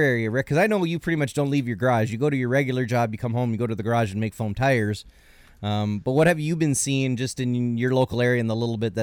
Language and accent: English; Canada; I'm Canadian.